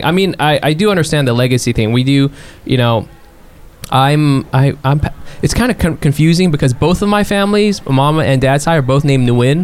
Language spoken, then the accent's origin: English; California, United States; I grew up in California